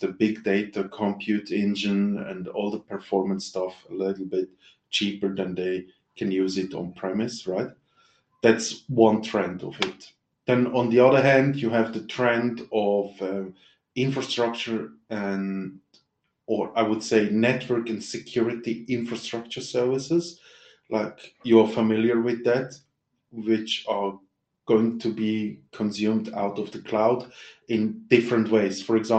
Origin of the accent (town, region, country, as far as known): Switzerland